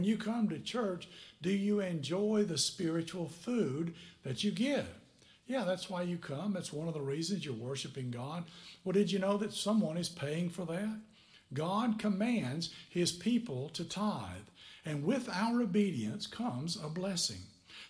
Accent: Tennessee, United States; moved away as an adult; now in Niceville, United States; Somebody taught me about it when I was 21 years old. I came down here from Tennessee to Niceville, Florida.

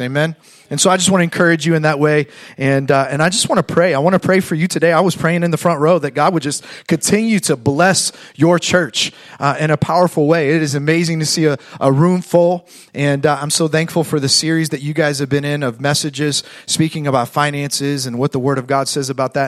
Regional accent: Fort Wayne, Indiana, United States; moved away as an adult; now in Fort Myers, United States; I grew up in Fort Wayne, Indiana

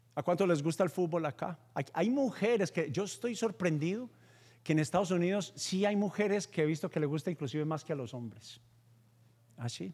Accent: Paisa, Antioquia, Colombia; como buen paisa judío

